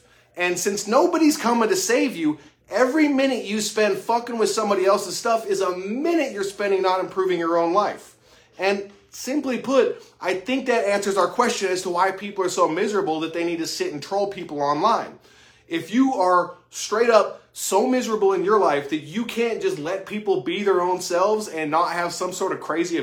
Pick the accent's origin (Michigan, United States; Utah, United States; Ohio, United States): Utah, United States; moved away as an adult; now in Lexington, United States; I'm not from Kentucky. I'm from Utah. I'm a transplant. And I moved out here about 4.5 years ago.